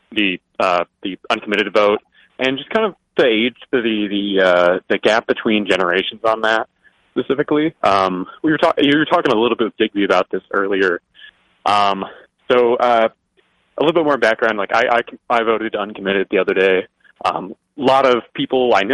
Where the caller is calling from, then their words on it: Michigan, United States; from uh, West Michigan.